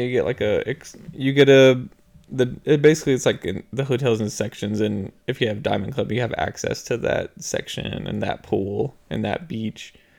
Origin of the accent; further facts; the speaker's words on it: Texas, United States; we're from Texas, so all the beaches here are brown.